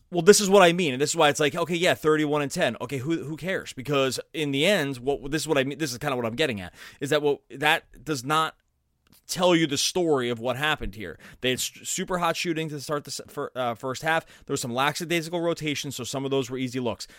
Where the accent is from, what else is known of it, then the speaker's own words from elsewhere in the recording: Philadelphia, Pennsylvania, United States; growing up in Philadelphia